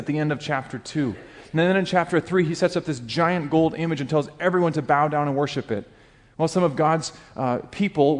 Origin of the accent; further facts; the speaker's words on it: Alaska, United States; moved away; I grew up in Alaska